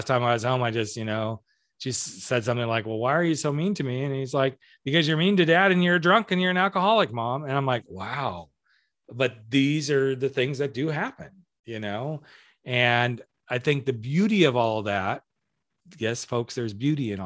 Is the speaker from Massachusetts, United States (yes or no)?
no; California, United States; we're both from California